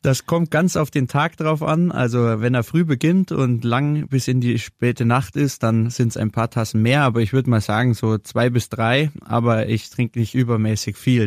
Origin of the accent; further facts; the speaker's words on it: Munich, Bavaria, Germany; als gebürtiger Münchner hier in München eine Kaffeerösterei zu machen